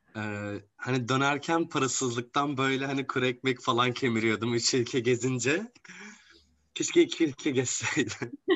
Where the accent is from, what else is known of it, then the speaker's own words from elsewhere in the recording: Gaziantep, Turkey; ben Gaziantep'liyim aslan ve dünyanın gastronomi şehri bizim şehrimiz